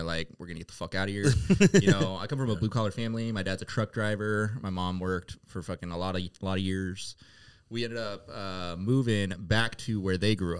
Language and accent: English; Sacramento, California, United States; So I am from Sacramento, California, big dog.